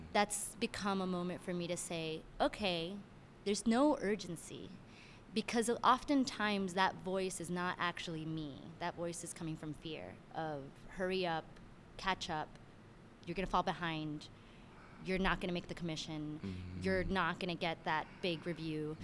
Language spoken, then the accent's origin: English; Miami, Florida, United States; also born or lived in Cuba (family) / Venezuela (family); now in Brooklyn, United States; I'm originally from Miami, Florida